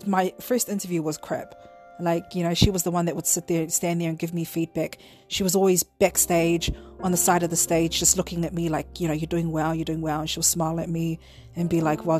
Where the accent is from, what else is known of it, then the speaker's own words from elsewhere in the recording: Auckland, New Zealand; I'm from Southside